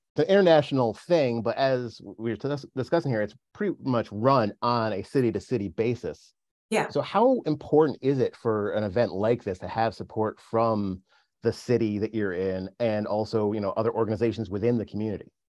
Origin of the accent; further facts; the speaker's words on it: New Milford, Connecticut, United States; I grew up in New Milford